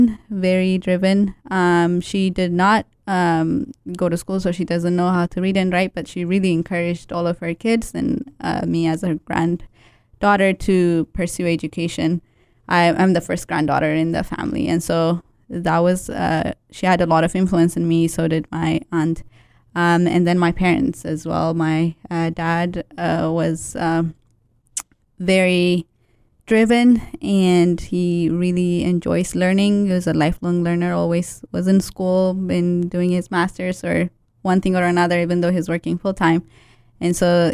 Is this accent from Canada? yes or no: no; Ethiopia; moved away; Growing up in Ethiopia